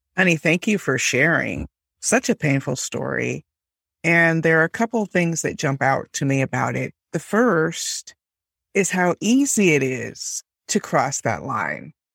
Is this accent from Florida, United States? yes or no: yes; Miami, Florida, United States; I grew up in Miami